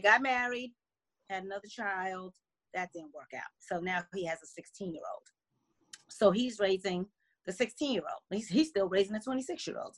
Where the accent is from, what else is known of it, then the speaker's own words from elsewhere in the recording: New Jersey, United States; now in Washington, D.C. area, United States; I'm originally from New Jersey